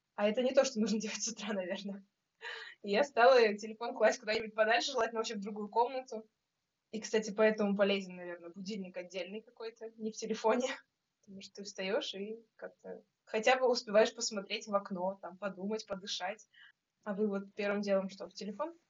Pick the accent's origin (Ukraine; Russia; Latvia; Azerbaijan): Russia; Saint Petersburg; я из Петербурга, наверное, по большей части